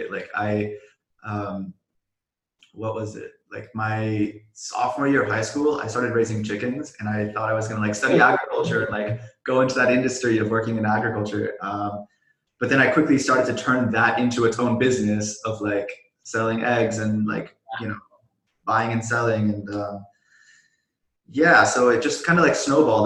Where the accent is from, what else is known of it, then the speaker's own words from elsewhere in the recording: Silicon Valley, California, United States; I grew up in the Silicon Valley.